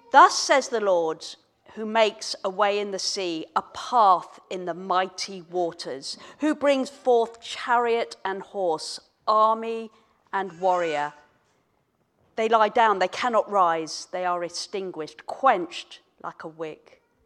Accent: Kenya; moved away; I was born in Kenya, um, many, many years ago

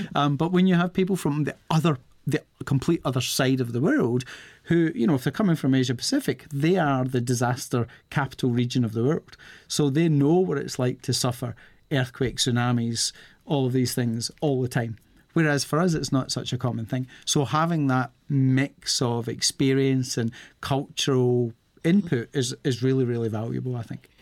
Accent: Scotland, United Kingdom; I am from Scotland.

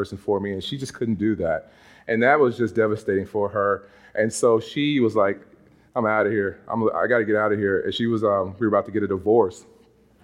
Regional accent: Monroe, Louisiana, United States; moved away as an adult; now in Massachusetts, United States; growing up in Monroe, Louisiana

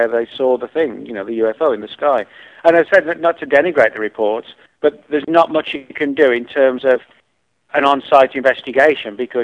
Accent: central England, near Birmingham, West Midlands, United Kingdom; where I grew up in England, in central England, it was like a, you know, I live near a big city, Birmingham

